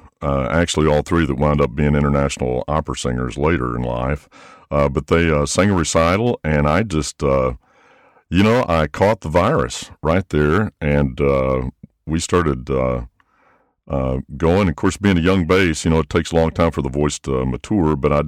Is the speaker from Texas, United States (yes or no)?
yes; West Texas, United States; I grew up in West Texas, out in a home where singing was a norm, and we went to church.